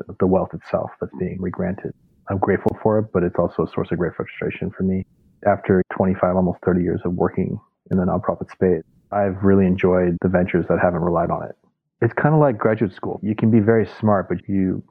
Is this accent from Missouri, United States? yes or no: yes; St. Louis, Missouri, United States; moved away as an adult; also born or lived in New York; I grew up in St. Louis, Missouri. And immigrant kid, then moved to New York for college